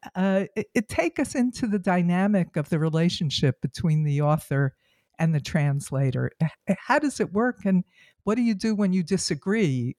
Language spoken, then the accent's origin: English; United States; as an American